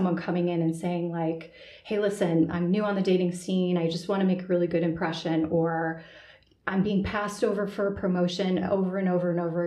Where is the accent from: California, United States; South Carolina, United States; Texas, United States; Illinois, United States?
Illinois, United States; Chicago; I'm from the Chicago area originally, grew up in the Midwest